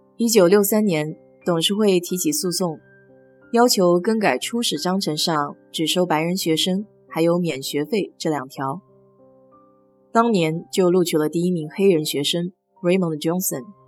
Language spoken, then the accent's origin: Chinese; Nanjing, Jiangsu, China; now in Houston, United States; 作为南京人的我